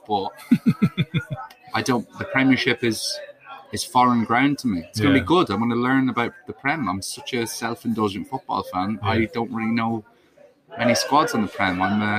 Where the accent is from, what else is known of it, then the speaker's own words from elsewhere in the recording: Dundalk, County Louth, Ireland; Dundalk, yeah.